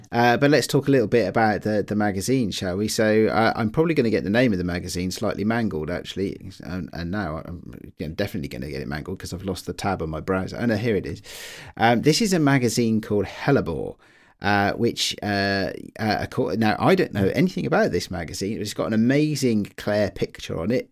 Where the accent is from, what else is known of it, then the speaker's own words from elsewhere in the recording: United Kingdom; I'm British.